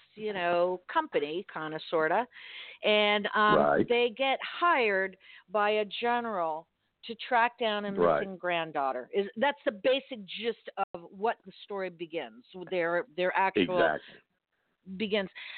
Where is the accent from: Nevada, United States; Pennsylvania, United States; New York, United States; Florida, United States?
Florida, United States; Miami; I grew up in Miami, which even though it's geographically South, it's not the South